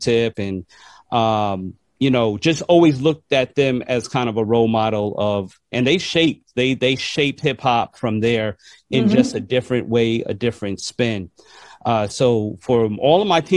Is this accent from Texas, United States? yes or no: no; New York, United States; growing up in New York